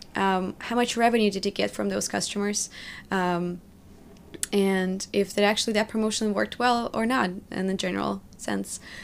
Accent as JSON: {"language": "English", "town": "Magnitogorsk", "region": "Chelyabinsk Oblast", "country": "Russia", "tie": "born or raised there", "also_born_or_lived": "New York", "second_language": "English", "moved": "as an adult", "lives_now": "United States", "said": "built a life from scratch in Magnitogorsk, in my hometown where I was born."}